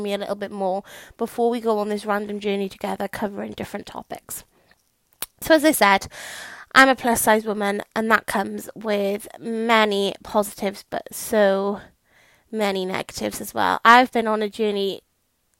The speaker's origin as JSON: {"language": "English", "region": "South Wales", "country": "United Kingdom", "accent": "Welsh", "said": "I'm from South Wales, so I say what's for tea instead of what's for dinner"}